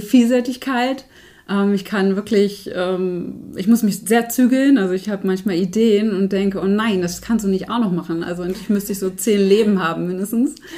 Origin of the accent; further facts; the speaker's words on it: Herzberg am Harz, Lower Saxony, Germany; Also ich bin Herzberg am Harz aufgewachsen